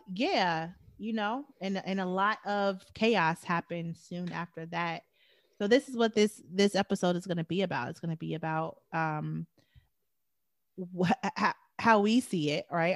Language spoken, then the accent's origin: English; Chicago, Illinois, United States; moved away; I came from Chicago